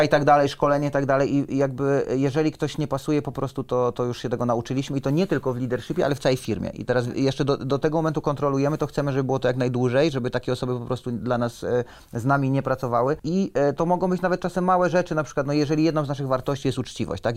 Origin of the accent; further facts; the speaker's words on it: southern Poland, Poland; moved away as an adult; also born or lived in Kraków / Switzerland; now in Gdańsk, Poland; pochodzimy z południa Polski